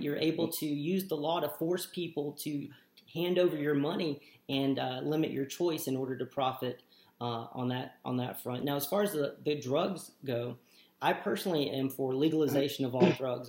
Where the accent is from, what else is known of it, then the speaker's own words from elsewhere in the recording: United States; we were born and raised in the United States